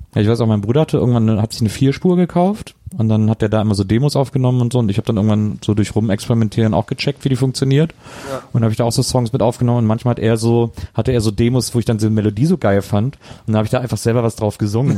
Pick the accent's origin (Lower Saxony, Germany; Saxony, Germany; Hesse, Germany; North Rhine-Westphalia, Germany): North Rhine-Westphalia, Germany; Wesseling; moved away; also born or lived in Cologne / Berlin / Munich / Eifel; Ich bin halt nur in Wesseling aufgewachsen